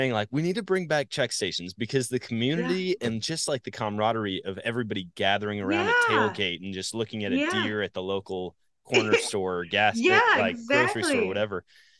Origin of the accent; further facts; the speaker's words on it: Wisconsin, United States; moved away; growing up in Wisconsin